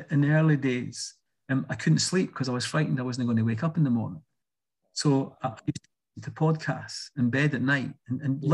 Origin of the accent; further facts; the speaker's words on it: Edinburgh, Scotland, United Kingdom; I'm from quite a traditional working class family in Leith.